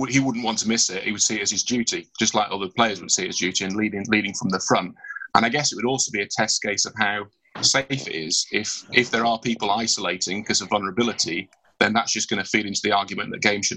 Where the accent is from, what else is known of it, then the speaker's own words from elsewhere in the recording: Barnsley, Yorkshire and the Humber, United Kingdom; accent: Yorkshire; It's originally from Yorkshire, so where Barnsley is my hometown